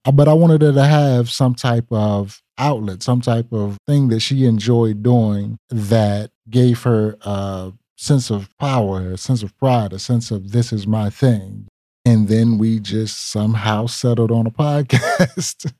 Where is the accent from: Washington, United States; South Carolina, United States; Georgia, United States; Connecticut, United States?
South Carolina, United States; Lancaster; accent: country; moved away as an adult; now in Charlotte, United States; I am originally from Lancaster, South Carolina